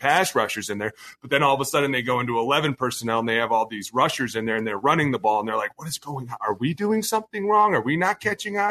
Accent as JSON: {"language": "English", "town": "Cleveland", "region": "Ohio", "country": "United States", "moved": "yes", "lives_now": "Minnesota, United States", "said": "I'm from Cleveland."}